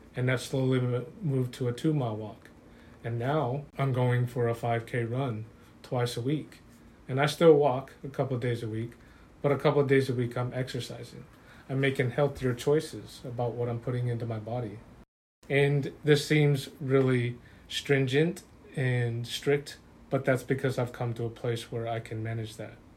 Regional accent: Utah, United States; I grew up in Utah around LDS and Catholic faith belief, faith belief systems

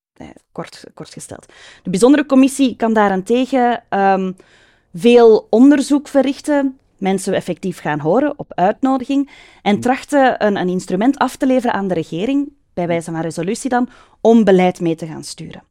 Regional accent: Mechelen, Flanders, Belgium; now in Hombeek, Belgium; Ik ben geboren en getogen Mechelesse, een echte manenblusser

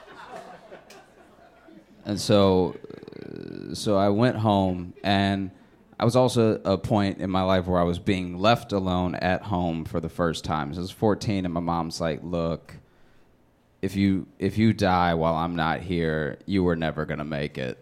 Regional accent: Louisiana, United States; I grew up in Louisiana

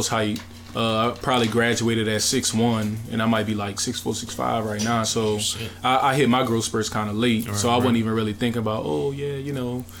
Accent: New Orleans, Louisiana, United States; I'm from down here, around Brother Martin, so that's the Gentilly area. But I'm from the Seven Ward

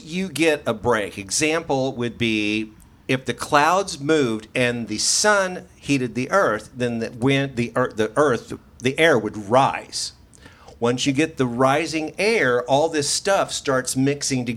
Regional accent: Springfield, Missouri, United States; moved away as an adult; now in Branson, United States; I was raised in Springfield

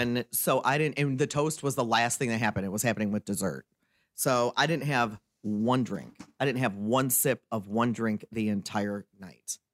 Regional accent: Michigan, United States; also born or lived in Wisconsin; my home state of Michigan

